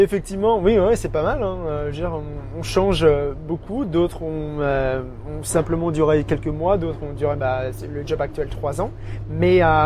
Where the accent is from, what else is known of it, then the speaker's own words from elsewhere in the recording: small village near Auxerre, Bourgogne-Franche-Comté, France; moved away as an adult; now in Brisbane, Australia; je suis euh, originaire vraiment d'un petit village